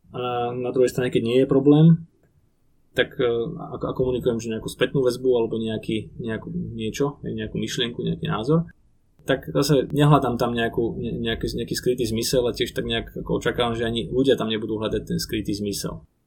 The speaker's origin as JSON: {"language": "Slovak", "country": "Slovakia"}